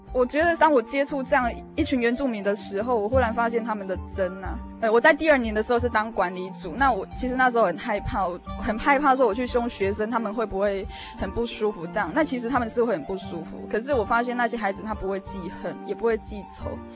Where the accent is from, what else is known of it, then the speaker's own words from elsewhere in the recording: central-southern Taiwan, Taiwan; 我从小是在中南部地区长大的孩子